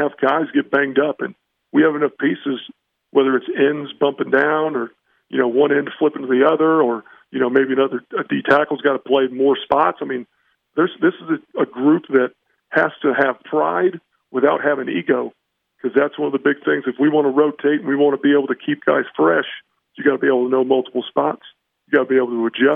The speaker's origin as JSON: {"language": "English", "town": "Indianapolis", "region": "Indiana", "country": "United States", "tie": "born or raised there", "also_born_or_lived": "Notre Dame, Indiana", "moved": "yes", "lives_now": "Harrisonburg, United States", "said": "That's where I'm born and raised, yep. Downtown"}